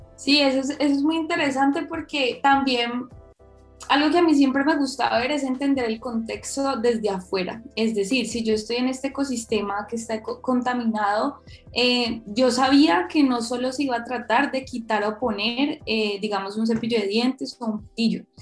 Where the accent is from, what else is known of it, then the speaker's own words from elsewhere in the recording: Cali, Valle del Cauca, Colombia; yo soy caleña, súper citadina